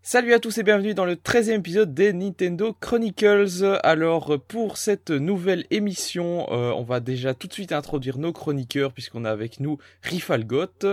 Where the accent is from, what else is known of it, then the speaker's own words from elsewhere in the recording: Belgium; je suis belge